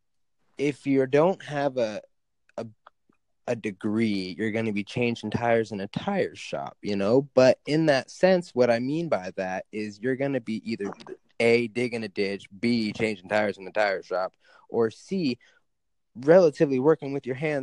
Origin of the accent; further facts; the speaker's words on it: Alaska, United States; I live in Alaska. I grew up in Alaska